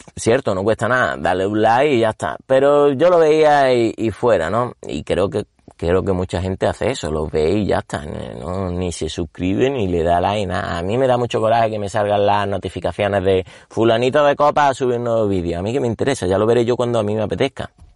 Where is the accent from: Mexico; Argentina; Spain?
Spain; Córdoba, Andalusia; yo era cordobés, bueno, soy cordobés